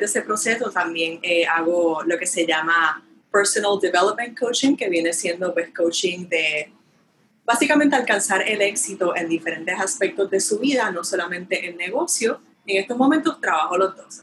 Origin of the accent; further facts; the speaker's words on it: Puerto Rico; moved away; el boricua, yo extraño mi tierra